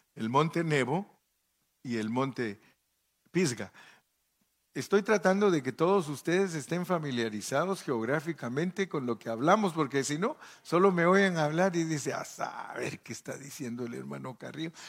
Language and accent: Spanish; Guatemala; De Guatemala